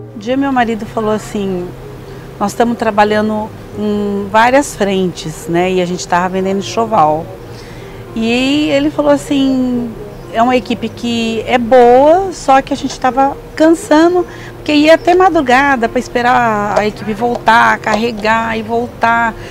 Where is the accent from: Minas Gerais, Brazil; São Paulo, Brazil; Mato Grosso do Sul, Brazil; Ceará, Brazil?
São Paulo, Brazil; Pacaembu; also born or lived in Adamantina; now in Osvaldo Cruz, Brazil; E eu nasci em Adamantina, mas fui criada em Pacaembu